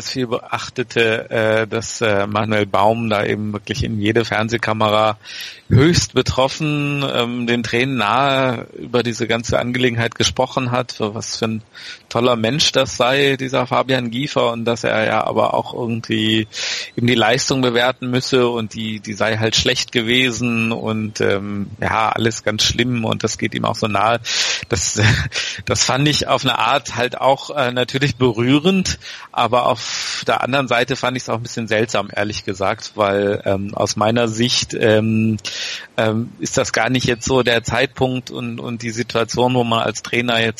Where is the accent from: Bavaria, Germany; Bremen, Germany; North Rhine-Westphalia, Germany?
Bremen, Germany; als Bremer weiß ich auch, dass es da vor, ich weiß nicht, ungefähr zehn Jahren einen Torwart namens Pascal Borel gab